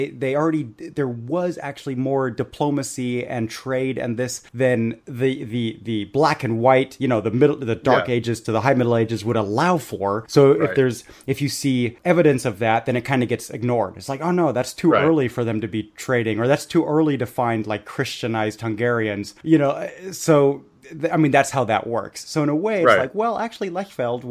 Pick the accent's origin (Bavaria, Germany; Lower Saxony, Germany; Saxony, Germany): Bavaria, Germany; I grew up in Bavaria